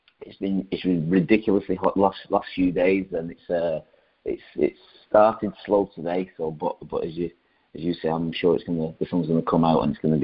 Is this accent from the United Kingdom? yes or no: yes; Rochdale, North West England, United Kingdom; Initially it was myself, my brother, who's a year older, my mum, my dad, and I was a working man's place. It was a nice little place, small town.